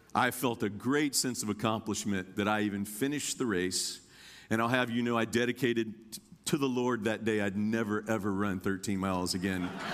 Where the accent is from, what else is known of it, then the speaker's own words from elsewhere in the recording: Indiana, United States; now in Kentucky, United States; I'm born and raised in Indiana, but I live in Kentucky.